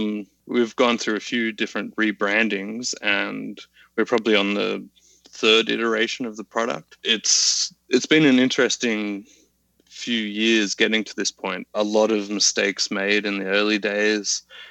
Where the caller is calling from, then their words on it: Sydney, New South Wales, Australia; Calling in from chilly Sydney, Australia.